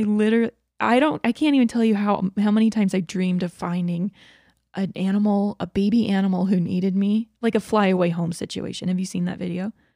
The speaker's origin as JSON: {"language": "English", "region": "Georgia", "country": "United States", "tie": "born or raised there", "said": "I grew up in Georgia"}